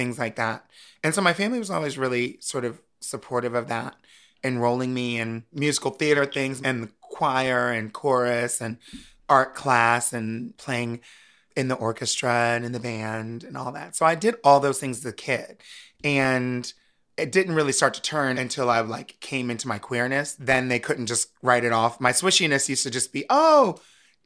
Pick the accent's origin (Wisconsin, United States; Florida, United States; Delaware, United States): Delaware, United States; Wilmington; moved away as an adult; also born or lived in Harrisburg, Pennsylvania; now in New York City, United States; I grew up in Wilmington, Delaware, which is not that far from it